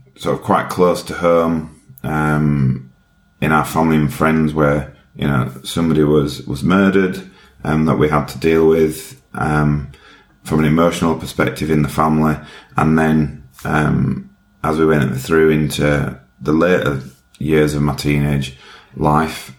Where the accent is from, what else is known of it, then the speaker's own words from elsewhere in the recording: Yorkshire and the Humber, United Kingdom; accent: Yorkshire; My accent is from Yorkshire um, in the UK. Very proud to be from Yorkshire